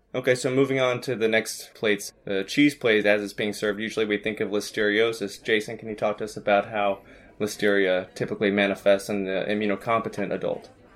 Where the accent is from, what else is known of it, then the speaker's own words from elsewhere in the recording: Arkansas, United States; I'm from Arkansas